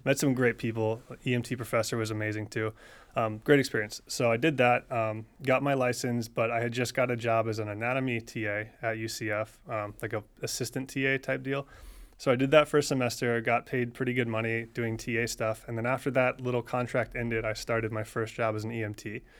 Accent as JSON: {"language": "English", "area": "near UCF", "region": "Florida", "country": "United States", "tie": "born or raised there", "said": "I went to U C F, which was it, you know, forty-five minutes from my hometown"}